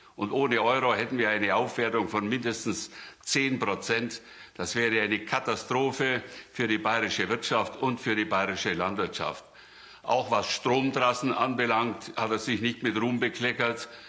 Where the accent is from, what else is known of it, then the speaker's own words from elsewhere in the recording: Ursberg, Bavaria, Germany; ich komme aus Ursberg, wo eine große Behinderteneinrichtung stattfindet